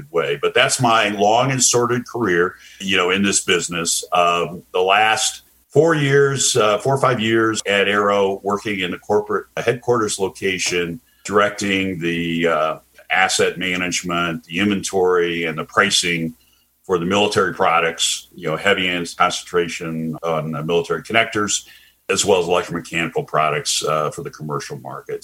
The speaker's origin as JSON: {"language": "English", "town": "Indianapolis", "region": "Indiana", "country": "United States", "tie": "born or raised there", "also_born_or_lived": "Columbus, Ohio / Chicago / Phoenix / Atlanta", "moved": "as an adult", "said": "Indianapolis, which is my hometown"}